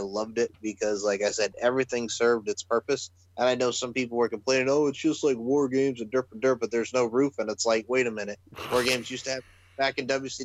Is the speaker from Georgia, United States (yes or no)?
no; Long Island, New York, United States; I am from Long Island